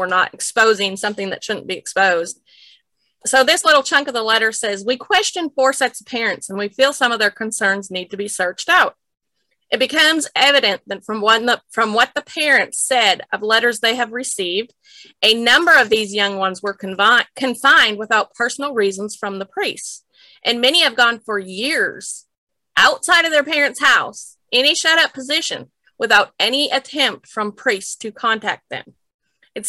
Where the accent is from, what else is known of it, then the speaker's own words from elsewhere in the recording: Minot, North Dakota, United States; moved away; also born or lived in Maple Creek, Saskatchewan; I was from Nitchie, North Dakota. And my grandfather actually led the church for all of my growing up years